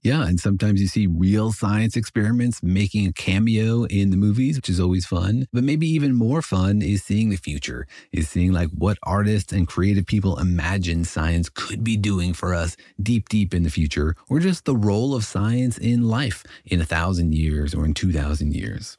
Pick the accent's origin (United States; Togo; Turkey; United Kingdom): United States; Los Alamos, New Mexico; I grew up in Los Alamos, New Mexico